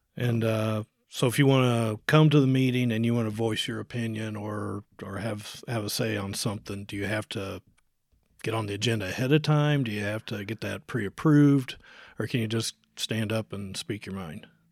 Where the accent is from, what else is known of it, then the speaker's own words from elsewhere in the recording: Jefferson County, Indiana, United States; moved away as an adult; I grew up here in Jefferson County.